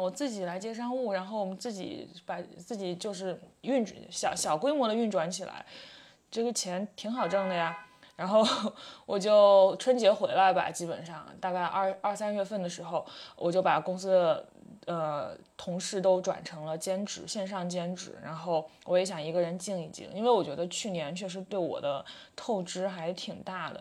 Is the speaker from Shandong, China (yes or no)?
yes; Qingdao, Shandong, China; 我是青岛的